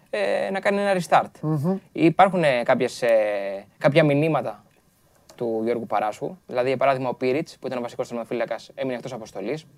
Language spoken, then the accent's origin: Greek; Corfu, Ionian Islands, Greece; Όχι, είμαι από την Κέρκυρα. Την Κέρκυρα.